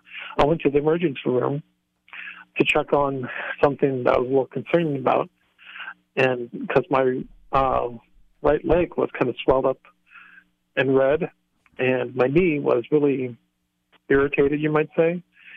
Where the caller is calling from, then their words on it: Lancaster, Pennsylvania, United States; Like I said, yeah, I'm calling from Pennsylvania. My wife and I, we live in the Amish country area in okay. Lancaster, on the outskirts of yes. Lancaster.